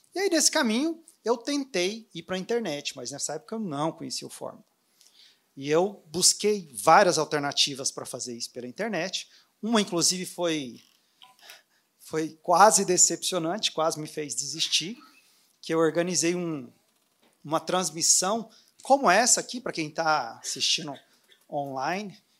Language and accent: Portuguese; Anápolis, Goiás, Brazil; moved away as an adult; now in Orlando, United States; eu sou vizinho aqui de Brasília, eu sou de Anápolis.